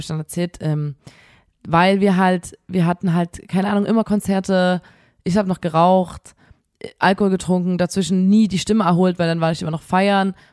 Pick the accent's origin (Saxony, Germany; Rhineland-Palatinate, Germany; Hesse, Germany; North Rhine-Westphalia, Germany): Saxony, Germany; Chemnitz; wir kommen aus Chemnitz, hier gibt es kein Meer